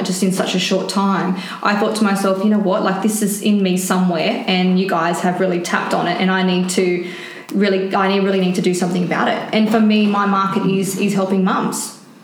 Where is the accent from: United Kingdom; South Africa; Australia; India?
Australia; Sydney, New South Wales; moved away as an adult; now in Gold Coast, Australia; I'm from Sydney. Yeah, right? Western Sydney.